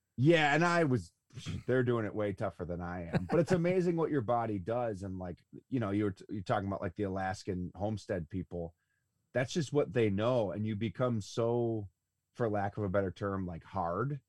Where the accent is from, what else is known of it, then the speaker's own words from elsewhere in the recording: Buffalo, New York, United States; I'm from Buffalo, New York